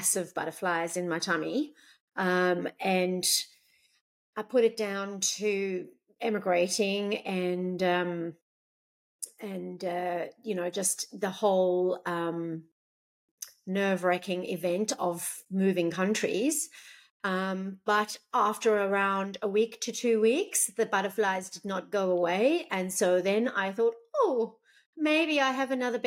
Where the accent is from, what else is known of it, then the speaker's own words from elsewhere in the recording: South Africa; moved away as an adult; now in Gold Coast, Australia; So I was born in South Africa and lived there until the age of around 32.